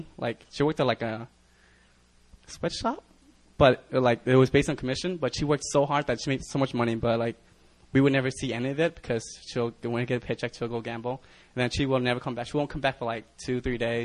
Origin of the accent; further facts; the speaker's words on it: United States; also born or lived in Vietnam; I'm Vietnamese, so I come from the Vietnam. So I immigrated over here when I was like 3 years old to America with nothing